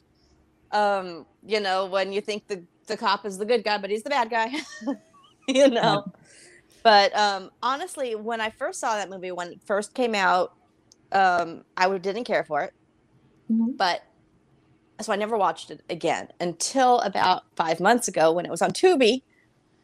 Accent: California, United States; moved away; I'm from California.

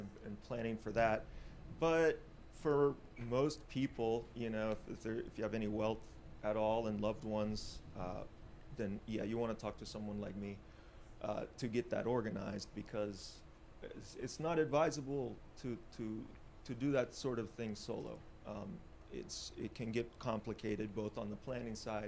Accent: Orlando, Florida, United States; also born or lived in Georgia; I'm from Orlando

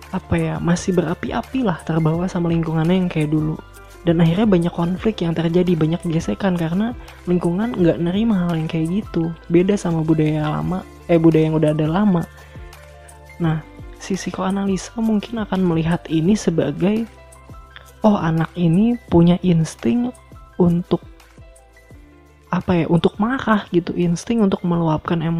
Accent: Bandung, West Java, Indonesia; now in Solo, Indonesia; gue datang dari Bandung gue pindah ke Solo

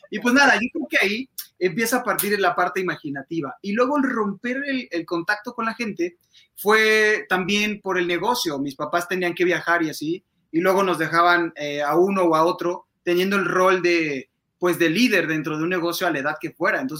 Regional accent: Mexico City, Mexico; now in Querétaro, Mexico; justo soy adoptado queretano, yo soy de la Ciudad de México

